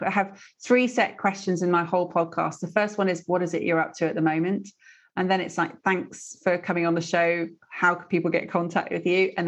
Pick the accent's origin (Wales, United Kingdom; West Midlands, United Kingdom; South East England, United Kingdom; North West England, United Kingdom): West Midlands, United Kingdom; Stratford-upon-Avon; I grew up in Stratford-upon-Avon